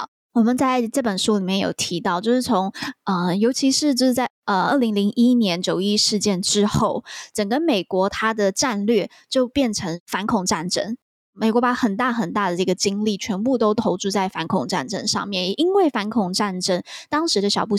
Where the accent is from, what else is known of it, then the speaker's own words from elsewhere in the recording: Taiwan; 这是身为台湾人